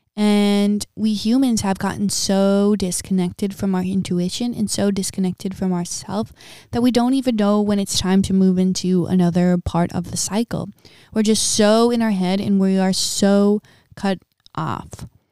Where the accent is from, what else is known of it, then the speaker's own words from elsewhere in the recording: Midwest, United States; moved away as an adult; also born or lived in Big Island, Hawaii; now in Big Island of Hawaii, United States; born and raised in a middle class family, um, in a small town in the Midwest